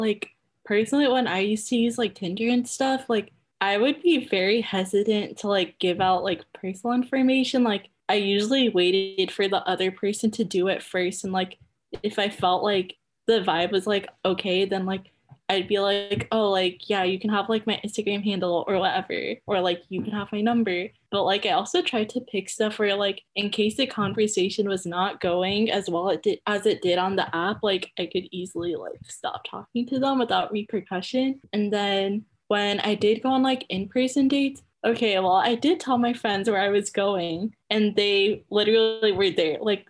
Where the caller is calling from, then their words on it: Cupertino, California, United States; I am calling in from Cupertino, aka the Bay Area